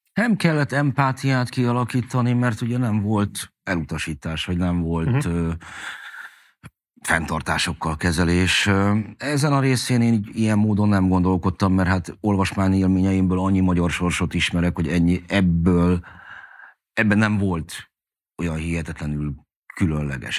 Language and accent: Hungarian; Budapest, Hungary; megkaptunk a Krisztina körúton egy hatodik emeleti nagy lakást, én oda születtem már